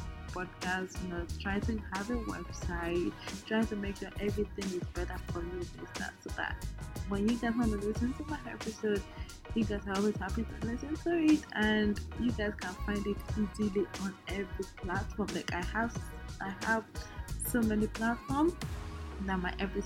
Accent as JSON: {"language": "English", "country": "Nigeria", "said": "I'm from Nigeria"}